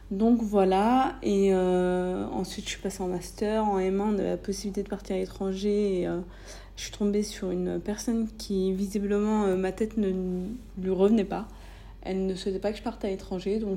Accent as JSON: {"language": "French", "country": "France", "tie": "born or raised there", "moved": "as an adult", "said": "Je suis née, j'ai grandi en France, donc c'est cool, hein, mais j'avais besoin finalement de voir autre chose."}